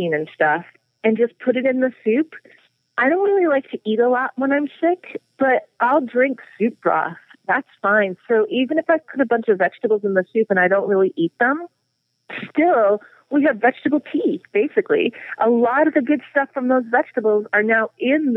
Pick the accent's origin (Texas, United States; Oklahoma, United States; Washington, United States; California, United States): Texas, United States; I grew up in Texas